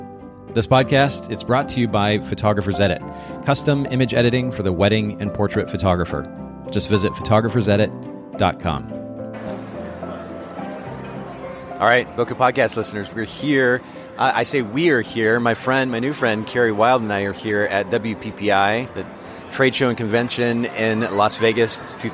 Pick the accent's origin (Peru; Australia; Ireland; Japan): Japan; now in United States; I grew up in Japan, and I like to think that it's lended perspective to my development as an individual